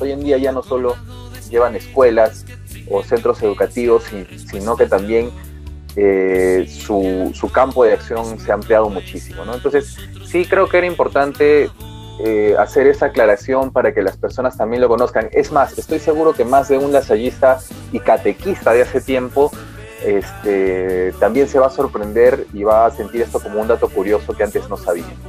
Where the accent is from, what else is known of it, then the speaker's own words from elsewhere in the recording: Peru; como buen peruano